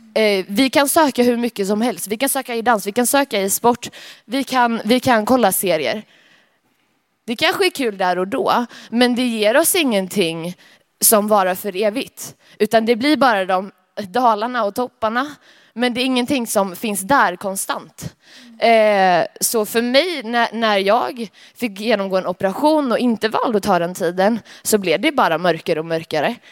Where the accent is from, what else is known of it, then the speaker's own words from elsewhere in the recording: Alingsås, Västra Götaland, Sweden; kommer från Allingsås